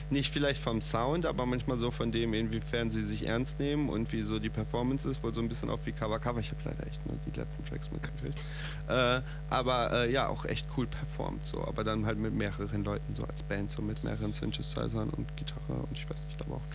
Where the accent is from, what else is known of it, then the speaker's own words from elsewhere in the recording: North Rhine-Westphalia, Germany; ich komme ja auch aus Nordrhein-Westfalen.